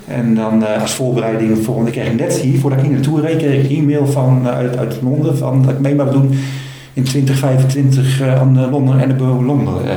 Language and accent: Dutch; Netherlands; ik ben een Nederlander